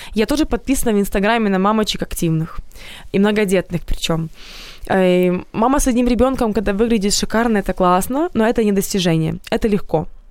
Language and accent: Russian; Odesa, Odesa Oblast, Ukraine; moved away as an adult; now in Kyiv, Ukraine; я вообще из Одессы приехала сюда